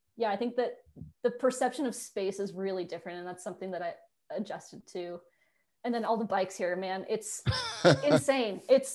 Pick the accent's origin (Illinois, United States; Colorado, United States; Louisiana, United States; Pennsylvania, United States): Colorado, United States; moved away as an adult; now in Netherlands; because again, I'm from Colorado. I grew up having the mountains right next to me.